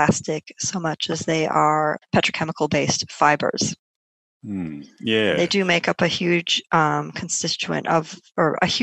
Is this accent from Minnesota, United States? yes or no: yes; Minnesota, United States; moved away; also born or lived in Otago; I was born in Minnesota, which is obviously in the United States